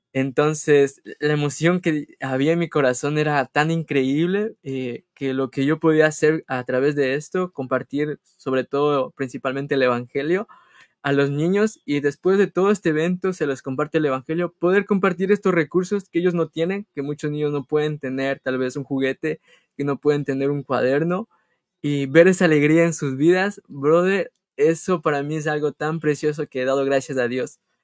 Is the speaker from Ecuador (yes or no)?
yes; Colta, Chimborazo, Ecuador; now in United States; Somos hermanos y somos de Ecuador, de la provincia del Chimborazo, del cantón Colt.